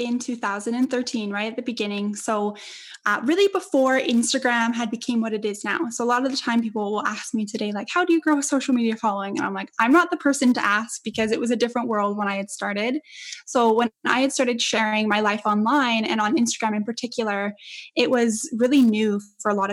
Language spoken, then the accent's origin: English; Edmonton, Alberta, Canada; moved away; my hometown in Edmonton